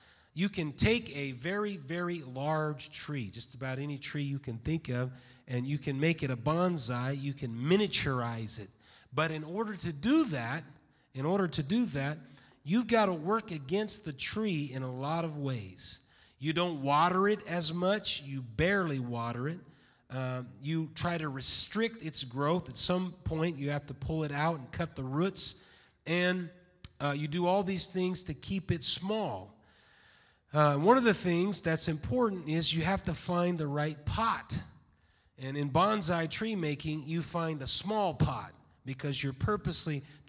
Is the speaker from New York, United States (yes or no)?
no; Roseburg, Oregon, United States; also born or lived in Santa Barbara, United States; now in Bakersfield, United States; He took a church in Roseburg, Oregon, and that's where most of my growing up was done, in Roseburg, Oregon.